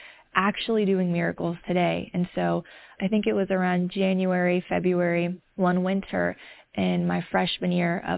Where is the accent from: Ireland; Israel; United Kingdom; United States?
United States; the South; I grew up in the South in a community that was not very diverse.